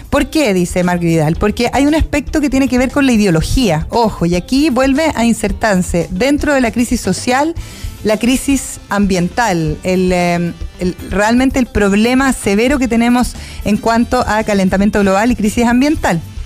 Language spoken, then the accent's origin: Spanish; Osorno, Los Lagos, Chile; yo que soy nacida y criada en Osorno